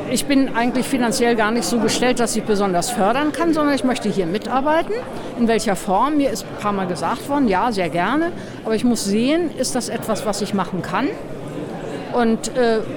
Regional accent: Augsburg, Bavaria, Germany; Ich komme aus Augsburg.

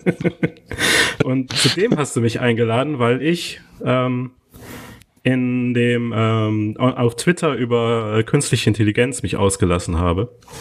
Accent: Neuss, North Rhine-Westphalia, Germany; moved away as an adult; also born or lived in Cologne; now in Lisbon, Portugal; ich bin ja gebürtig aus Neuss

